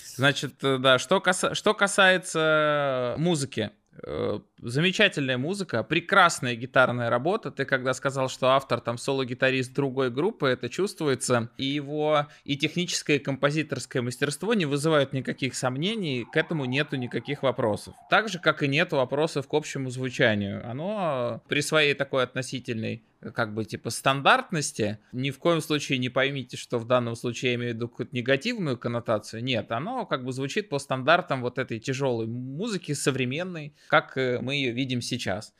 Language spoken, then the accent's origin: Russian; Moscow, Russia; Я всю жизнь живу в Москве, а, родился и вырос в Москве.